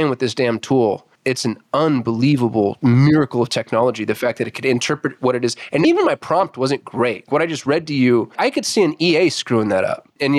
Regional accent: United States; I'm American

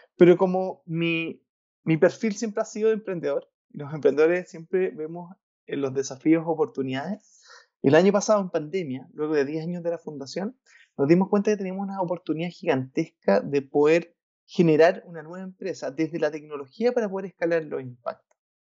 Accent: Valparaíso, Chile; yo soy de Valparaíso, Valparaíso es una ciudad en Chile que es cercana a, Santiago

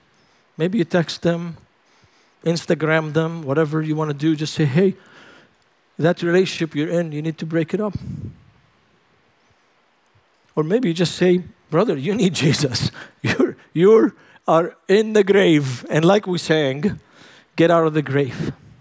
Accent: Lebanon; Man, it's so cold. And I'm from Lebanon. I've never seen so much ice in my life.

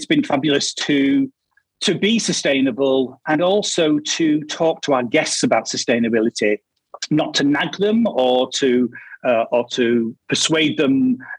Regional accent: Casal dei Fichi, Marche, Italy; I'm from Casal dei Fichi in Le Marche, Italy.

